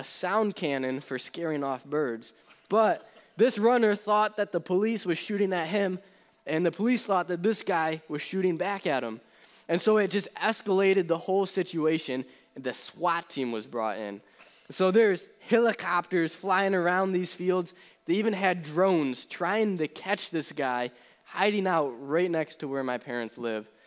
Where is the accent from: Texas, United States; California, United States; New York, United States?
New York, United States; between Buffalo and Rochester; moved away; originally, I'm from the New York area in between Buffalo and Rochester, and that's still where my parents live.